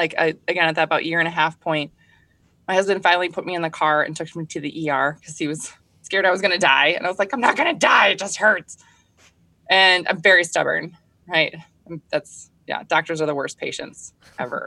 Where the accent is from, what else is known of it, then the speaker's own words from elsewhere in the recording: Minnesota, United States; I'm from Minnesota. I grew up here. I was actually raised on a small goat farm